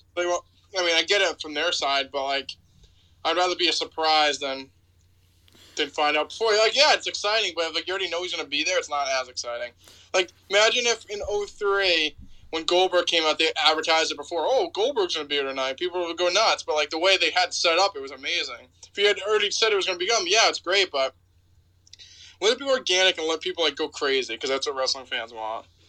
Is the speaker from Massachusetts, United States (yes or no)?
yes; North Attleboro, Massachusetts, United States; there's a showcase cinema in my hometown in North Attleboro